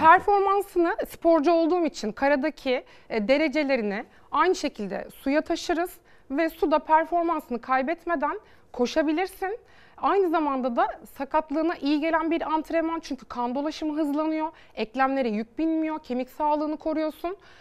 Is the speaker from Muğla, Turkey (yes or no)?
yes; Bodrum, Muğla, Turkey; Bodrum e, doğumluyum.